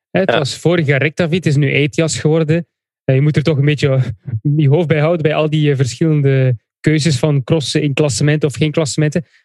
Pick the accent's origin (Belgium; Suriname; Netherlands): Belgium; Flanders; dat ken ik niet als Vlaming.